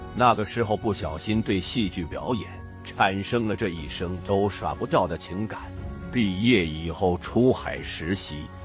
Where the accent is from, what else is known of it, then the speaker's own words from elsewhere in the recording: Taiwan; 我是一名演员，演了四十年的戏，我在台湾出生，初中时，我的学习成绩很不好